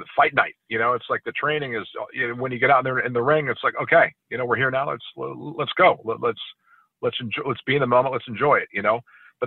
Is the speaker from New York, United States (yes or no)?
no; California, United States; growing up in California